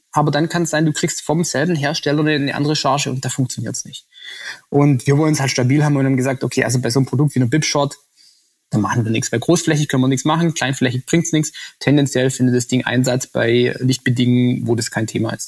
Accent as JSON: {"language": "German", "area": "Swabia", "region": "Baden-Württemberg", "country": "Germany", "said": "als Schwabe"}